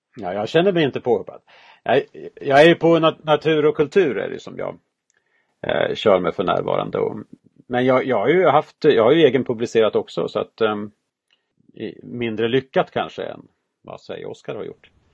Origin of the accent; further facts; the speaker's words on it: Dalarna County, Sweden; Jag är ju från Dalarna